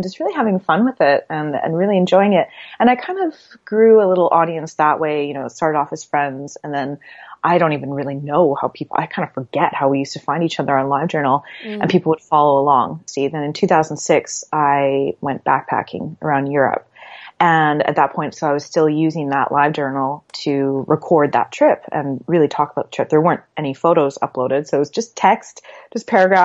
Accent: Canada; moved away; also born or lived in Halifax, Canada; I'm from Canada originally

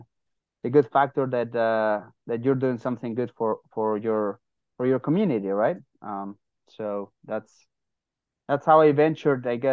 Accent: San Sebastian, Basque Country, Spain; moved away as an adult; now in United States; Originally from San Sebastian, Spain

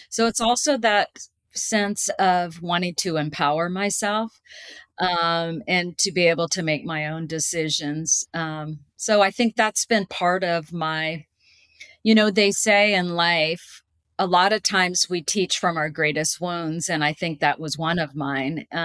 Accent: California, United States; also born or lived in Washington, D.C.; my dad um, was a naval pilot and he so we basically uh, lived in washington d.c when i was at the pentagon and also i lived in california uh, for most of my life growing up, and I went to college in San Diego

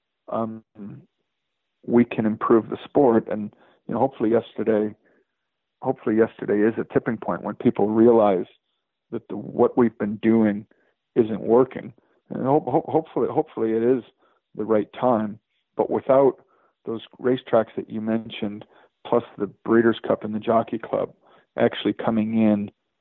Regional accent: Chicago, Illinois, United States; now in Lexington, United States; I moved to Lexington, Kentucky. I'm from Chicago

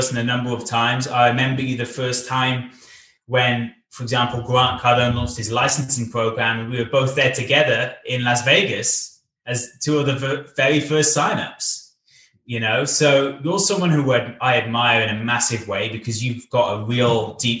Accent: Cardiff, Wales, United Kingdom; also born or lived in Bath; In my hometown of Cardiff

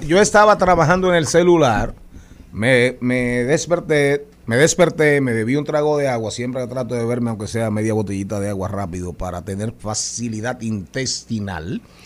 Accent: Matas de Farfán, San Juan, Dominican Republic; me crié con amiguitos haitianos sin dudas.

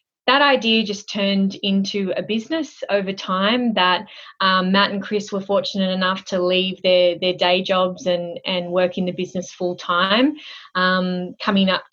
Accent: Sydney, New South Wales, Australia; moved away as an adult; now in Melbourne, Australia; I am originally from Sydney, and that's where I grew up

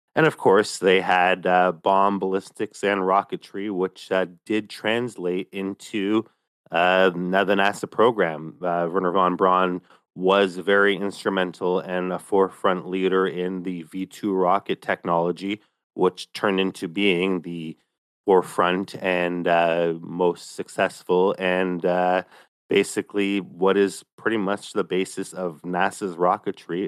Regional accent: Canada; Myself as a Canadian in, uh, the capital region

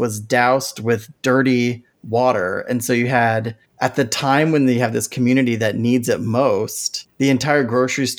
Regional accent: Santa Clara County, California, United States; I grew up in Santa Clara County

